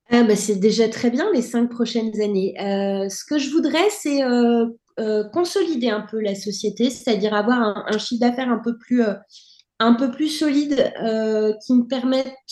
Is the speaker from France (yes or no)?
yes; France; now in United States; Mon mari est français, je suis française aussi, et je me suis mariée en 2011.